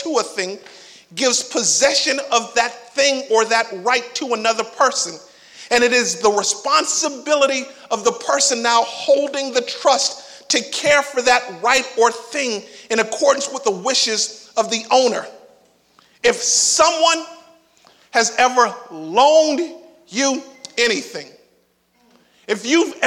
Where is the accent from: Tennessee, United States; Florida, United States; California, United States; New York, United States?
Florida, United States; Miami; moved away; growing up in Miami